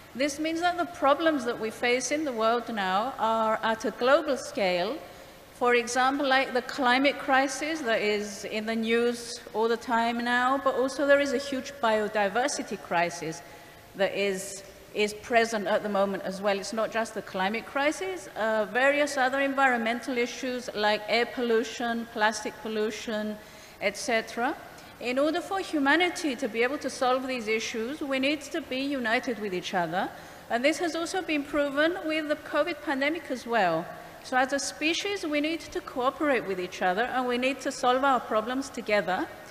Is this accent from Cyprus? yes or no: yes; Cyprus; I'm from Cyprus, from the Greek Cypriot community, where we speak Greek